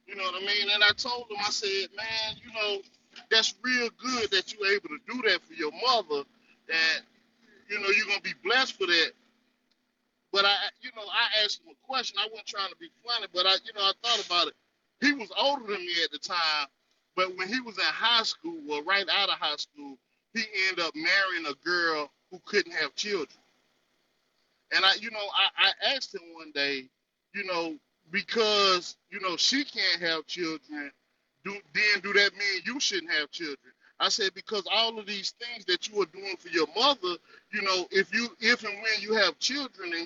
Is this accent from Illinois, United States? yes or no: no; North Carolina, United States; I'm from the North Carolina territory.